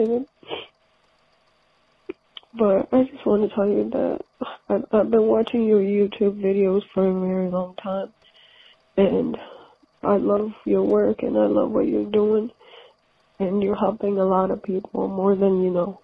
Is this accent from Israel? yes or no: no; Ethiopia; moved away; So I grew up in Ethiopia